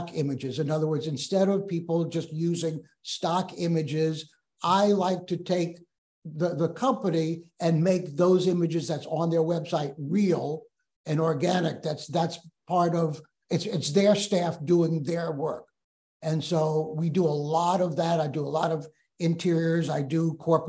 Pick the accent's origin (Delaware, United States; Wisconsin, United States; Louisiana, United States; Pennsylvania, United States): Louisiana, United States; New Orleans; moved away as an adult; now in Memphis, United States; we're from New Orleans, but that's how we're in Memphis